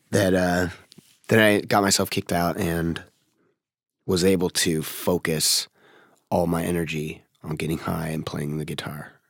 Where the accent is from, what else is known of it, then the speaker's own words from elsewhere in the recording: Seattle, Washington, United States; also born or lived in Federal Way, Washington; I was born in Seattle, like, like downtown Seattle